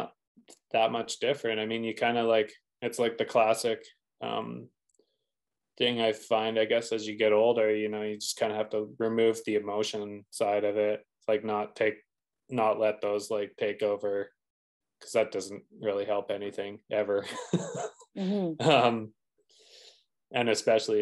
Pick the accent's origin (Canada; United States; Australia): Canada; Revelstoke, British Columbia; I was obviously from Revelstoke